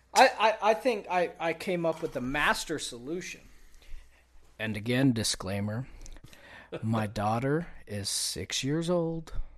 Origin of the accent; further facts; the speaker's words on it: Texas, United States; I grew up in Texas